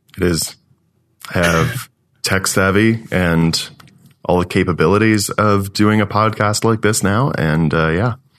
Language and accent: English; Eastern Ontario, Canada; moved away as an adult; also born or lived in London, Ontario; now in Calgary, Canada; I grew up in Eastern Ontario, went to school in Eastern Ontario, and then moved out west to Calgary.